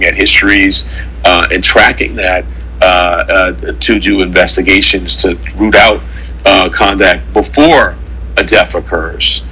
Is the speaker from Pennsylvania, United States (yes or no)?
no; New York City, New York, United States; I grew up in Harlem, Central Harlem in the 80s